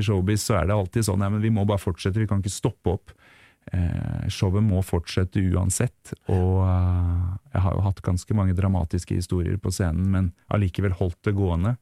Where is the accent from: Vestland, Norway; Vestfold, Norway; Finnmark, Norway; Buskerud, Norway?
Vestfold, Norway; Tønsberg; also born or lived in Teie; hjemme i Tønsberg